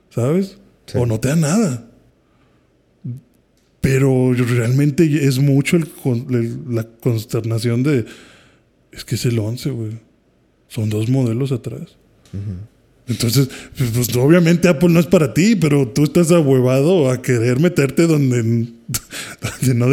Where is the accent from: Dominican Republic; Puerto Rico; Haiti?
Haiti; yo que soy de Haití, sí me he llegado a discutir con usuarios